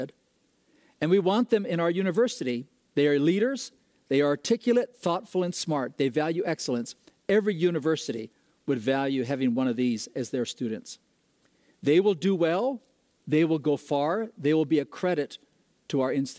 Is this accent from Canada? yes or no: no; Ecuador; moved away; I grew up in Ecuador, South America